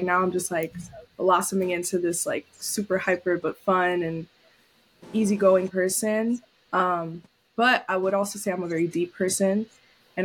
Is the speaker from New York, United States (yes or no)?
yes; New York City, New York, United States; moved away as an adult; also born or lived in Syracuse; was born and raised in New York City, Lower East Side.